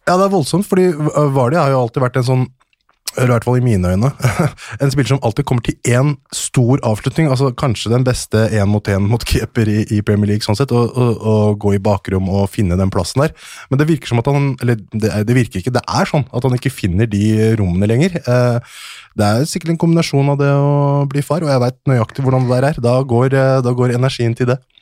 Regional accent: Hønefoss, Buskerud, Norway; Ja, jeg er fra Hønefoss. Jeg er fra en liten bygd ti minutter unna sentrum, som heter Haugsbygd.

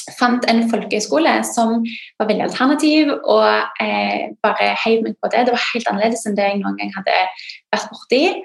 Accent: Norway; britisk, men født og oppvokst i Norge

